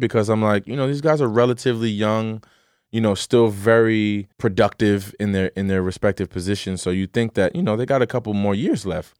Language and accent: English; Pasadena, New Jersey, United States; I'm from Pasadena, New Jersey